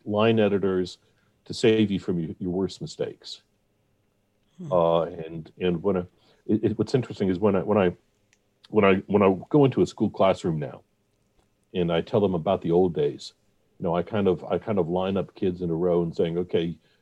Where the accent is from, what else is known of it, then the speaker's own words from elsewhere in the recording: Atlanta, Georgia, United States; also born or lived in Ohio; I was not born in Atlanta.